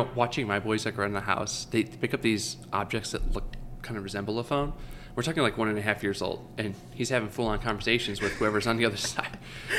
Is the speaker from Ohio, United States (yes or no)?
yes; Leroy Township, Ohio, United States; I grew up in Leroy Township, so I knew of Chardon.